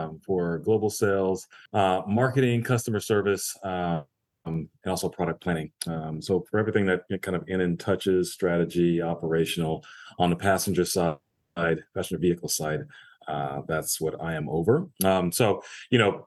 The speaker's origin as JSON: {"language": "English", "area": "Orange County", "region": "California", "country": "United States", "tie": "born or raised there", "also_born_or_lived": "Los Angeles, California / Washington, D.C.", "moved": "as an adult", "said": "I'm actually originally from LA. I was born in LA, grew up in Orange County"}